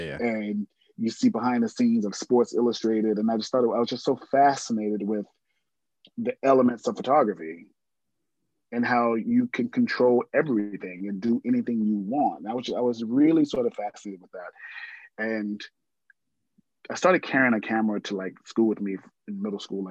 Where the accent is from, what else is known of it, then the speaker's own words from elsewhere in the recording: Columbia, South Carolina, United States; moved away as an adult; also born or lived in Baumholder, Germany; now in Los Angeles, United States; I grew up in Columbia, South Carolina.